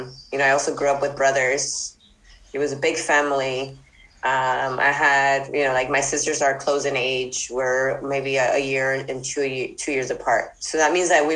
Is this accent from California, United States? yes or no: yes; Los Angeles, California, United States; I grew up in Boyle Heights and East